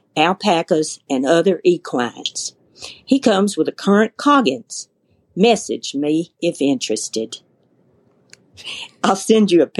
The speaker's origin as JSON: {"language": "English", "region": "the South", "country": "United States", "tie": "born or raised there", "moved": "yes", "lives_now": "Western Kansas, United States", "said": "I was raised in the South"}